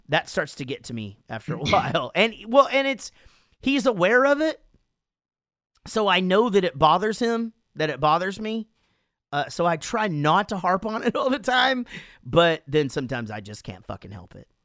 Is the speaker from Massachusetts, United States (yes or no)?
no; Wichita Falls, Texas, United States; Wichita Falls, my hometown